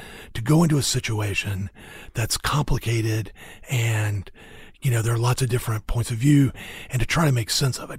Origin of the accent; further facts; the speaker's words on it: the South, United States; as a Southerner, especially somebody who lived in the South basically my whole life